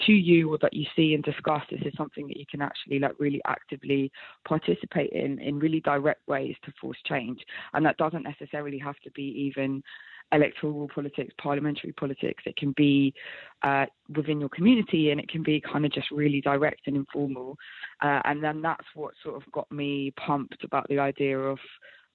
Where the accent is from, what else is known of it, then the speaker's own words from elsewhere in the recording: London, United Kingdom; growing up in London